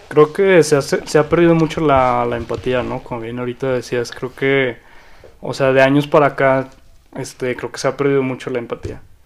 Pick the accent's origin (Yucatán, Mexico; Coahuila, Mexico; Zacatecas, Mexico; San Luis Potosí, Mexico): Zacatecas, Mexico; yo también soy orgullosamente zacatecano.